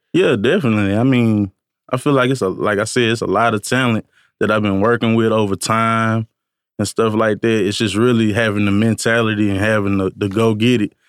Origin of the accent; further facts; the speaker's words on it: Columbia, Tennessee, United States; moved away as an adult; now in Nashville, United States; I'm actually from Columbia, Tennessee.